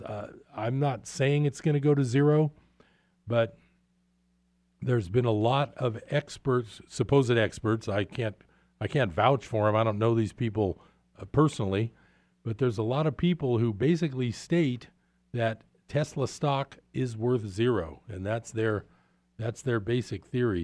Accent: East Bay, California, United States; moved away as an adult; I grew up in the East Bay

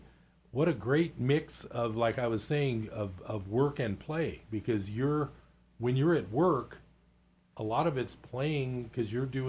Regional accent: Bay Area, California, United States; moved away as an adult; now in Chico, United States; I grew up in the Bay Area

